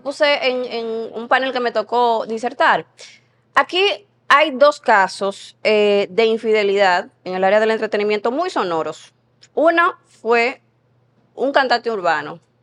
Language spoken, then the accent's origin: Spanish; San Pedro de Macorís, Dominican Republic; moved away as an adult; now in Santo Domingo, Dominican Republic; Yo estaba recién llegada a la capital, yo soy de San Pedro de Macorís, vine aquí a estudiar